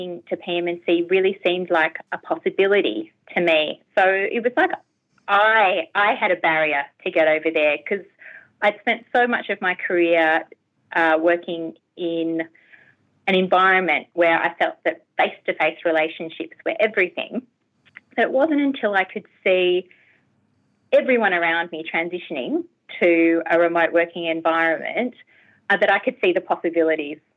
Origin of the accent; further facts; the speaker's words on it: Canberra, Australian Capital Territory, Australia; moved away as an adult; now in Hobart, Australia; I'm not actually a native Tasmanian. I'm a native Canberran. So I grew up in Canberra.